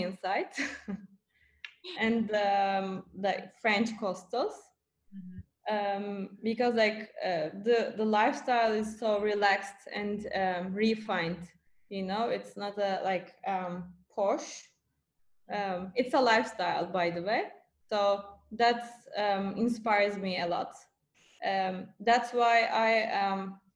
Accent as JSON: {"language": "English", "region": "Bursa", "country": "Turkey", "tie": "born or raised there", "said": "I grew up in Bursa in Turkey, not in Istanbul"}